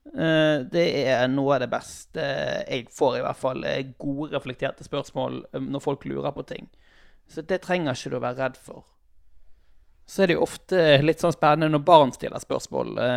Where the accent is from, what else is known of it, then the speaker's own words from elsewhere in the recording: Sotra, Vestland, Norway; der jeg er ifra, på Sotra